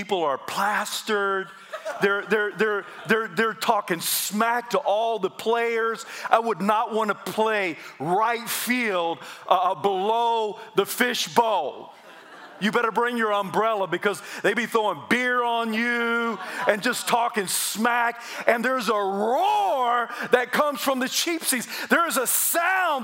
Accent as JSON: {"language": "English", "region": "South Carolina", "country": "United States", "said": "I'm from South Carolina"}